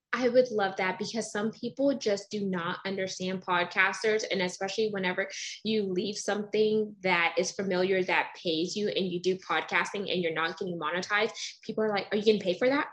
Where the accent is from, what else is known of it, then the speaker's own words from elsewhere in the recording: Texas, United States; I was born in Texas